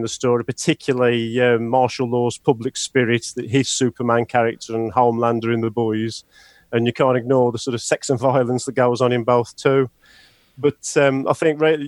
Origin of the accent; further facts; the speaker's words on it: United Kingdom; being British